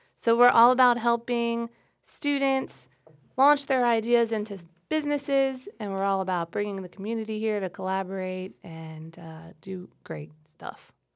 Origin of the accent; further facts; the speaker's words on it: South Louisiana, United States; moved away as an adult; also born or lived in New Orleans, Louisiana; now in Troy, United States; I'm not from here. I'm from South Louisiana, and I lived in New Orleans for ten years before I moved to Troy